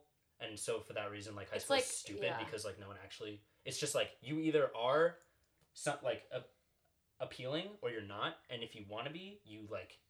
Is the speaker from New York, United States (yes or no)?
yes; Long Island, New York, United States; moved away